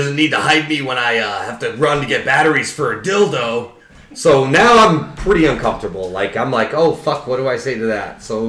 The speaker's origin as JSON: {"language": "English", "town": "Ware", "region": "Massachusetts", "country": "United States", "tie": "born or raised there", "said": "grew up in Ware, Marty. I know a tiny."}